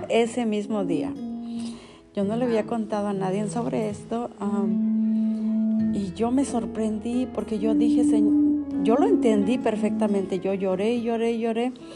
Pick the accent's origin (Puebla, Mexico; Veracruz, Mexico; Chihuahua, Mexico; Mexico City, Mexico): Veracruz, Mexico; now in United States; yo fui, yo soy de Veracruz